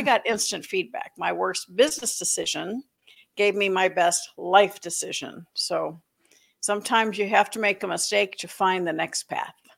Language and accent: English; Florida, United States; moved away; also born or lived in Atlanta; growing up in Florida